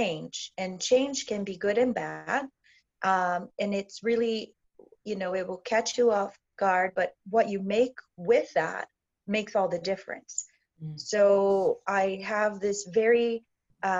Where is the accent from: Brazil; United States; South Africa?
Brazil; moved away; I'm from Brazil originally